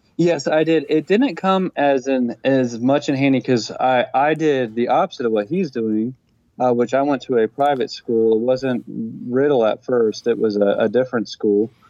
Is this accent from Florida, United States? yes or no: yes; Florida, United States; growing up in Florida